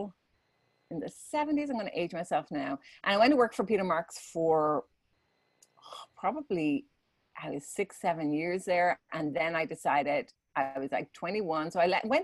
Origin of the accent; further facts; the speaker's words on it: Dublin, Leinster, Ireland; moved away as an adult; now in United States; I'm originally from Ireland. I was born in Dublin.